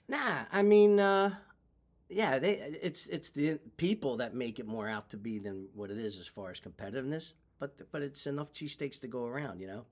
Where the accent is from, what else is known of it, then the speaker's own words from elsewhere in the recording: Philadelphia, Pennsylvania, United States; Born and raised in South Philly